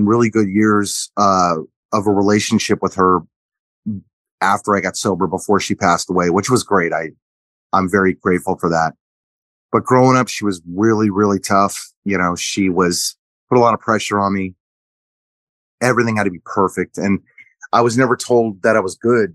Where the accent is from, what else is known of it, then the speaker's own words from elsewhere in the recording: Orange County, California, United States; also born or lived in Big Island, Hawaii; I grew up in Orange County. We moved to Orange County when I was 3 and a half, maybe